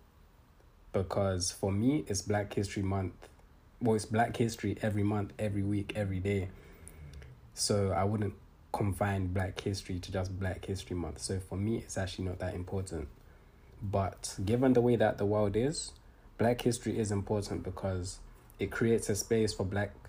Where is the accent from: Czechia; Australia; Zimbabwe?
Zimbabwe; now in United Kingdom; my home country, Zim